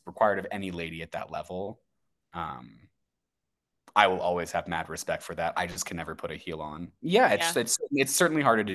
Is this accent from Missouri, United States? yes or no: yes; St. Louis, Missouri, United States; It's my hometown. It's where I was raised